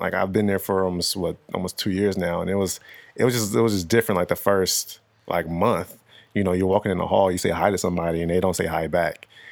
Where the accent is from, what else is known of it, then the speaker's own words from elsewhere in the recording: Nigeria; also born or lived in Los Angeles, California; me being Nigerian